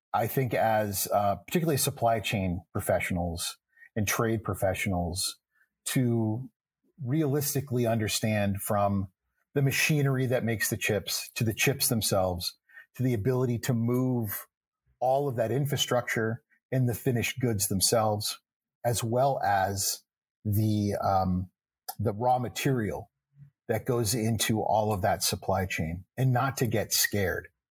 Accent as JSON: {"language": "English", "region": "Texas", "country": "United States", "tie": "born or raised there", "said": "I was born in Texas. I grew up in Texas, but I have a father who is from Boston"}